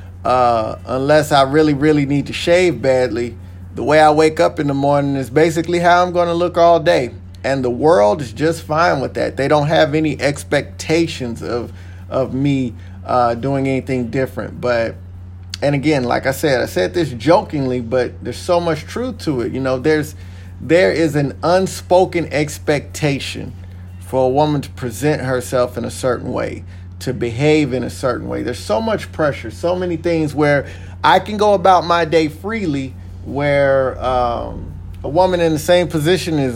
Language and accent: English; Texas, United States; moved away; I am originally from Texas